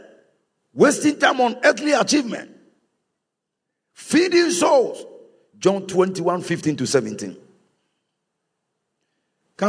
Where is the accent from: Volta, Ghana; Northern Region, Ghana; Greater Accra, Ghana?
Volta, Ghana; I am from Volta